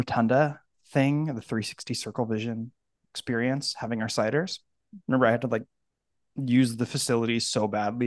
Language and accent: English; United States; I'm not Canadian, you know, so I'm just a humble American